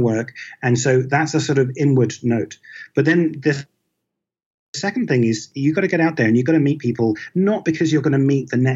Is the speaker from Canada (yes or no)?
no; United Kingdom; I'm British and I grew up in Britain.